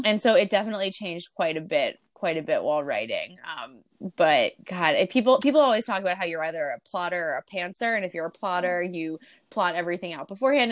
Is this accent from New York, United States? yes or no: yes; Long Island, New York, United States; I grew up in Long Island